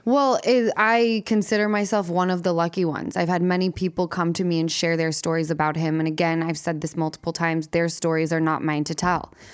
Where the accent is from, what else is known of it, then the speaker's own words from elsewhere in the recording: Salt Lake City, Utah, United States; moved away as an adult; now in Los Angeles, United States; from Utah.